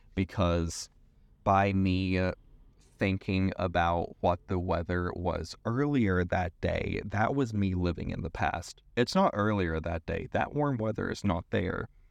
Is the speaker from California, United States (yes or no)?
no; East Tennessee, United States; moved away as an adult; also born or lived in San Francisco; I grew up in East Tennessee